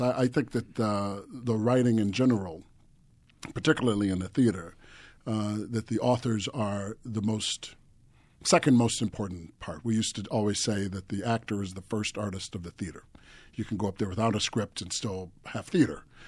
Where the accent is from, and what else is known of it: United States